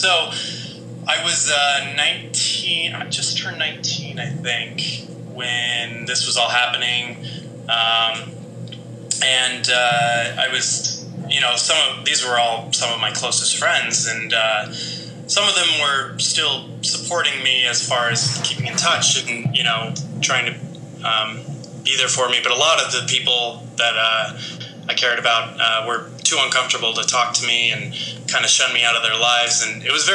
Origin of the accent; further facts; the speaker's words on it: Las Vegas, Nevada, United States; now in New York City, United States; I grew up in Las Vegas